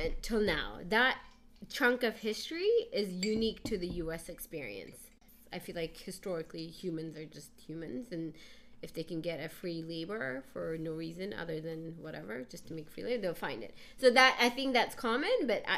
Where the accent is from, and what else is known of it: Ethiopia; now in United States